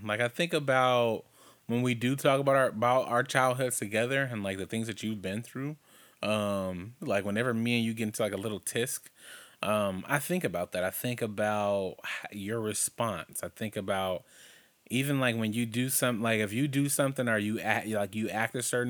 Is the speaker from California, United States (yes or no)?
yes; Compton, California, United States; growing up in Compton, living in my great-great-grandma's house, off of Rosecrans, that was the place that when I think of home, that was home for me because that's where we lived the longest